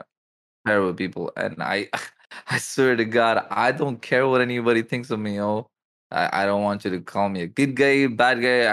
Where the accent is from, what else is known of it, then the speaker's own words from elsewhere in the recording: India; I'm from India